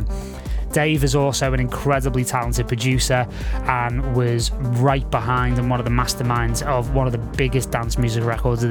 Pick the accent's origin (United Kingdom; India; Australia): United Kingdom; Liverpool, North West England; moved away; also born or lived in Los Angeles; from quite humble beginnings in Liverpool, obviously my hometown